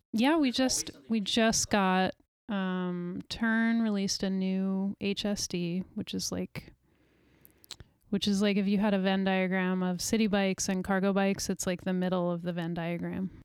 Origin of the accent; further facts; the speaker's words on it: New York, United States; moved away as an adult; also born or lived in Walla Walla, Washington; now in Portland, United States; I grew up in New York